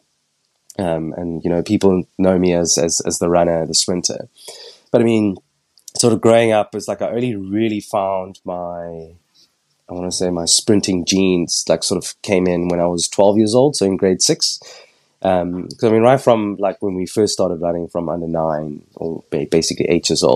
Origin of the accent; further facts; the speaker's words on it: Cape Town, Western Cape, South Africa; moved away as an adult; now in London, United Kingdom; born and raised in Cape Town, went to school locally